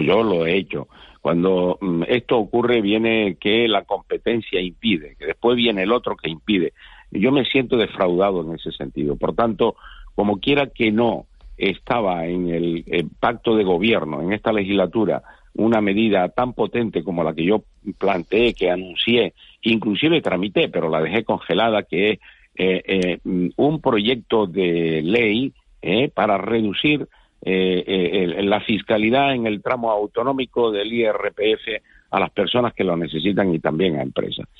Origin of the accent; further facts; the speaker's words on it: Canary Islands, Spain; nosotros somos canarios